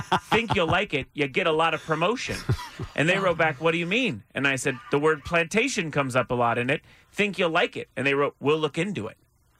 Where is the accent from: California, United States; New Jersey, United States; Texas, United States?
California, United States; Los Angeles; I lived in Los Angeles my entire life. I was born in the Valley.